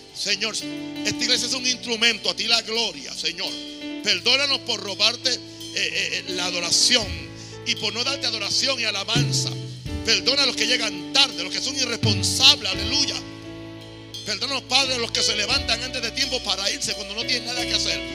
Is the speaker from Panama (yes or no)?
yes; Panama; aquí en mi país